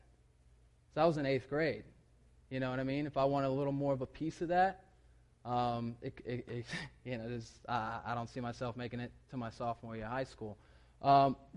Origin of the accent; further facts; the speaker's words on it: South Carolina, United States; moved away; I'm from South Carolina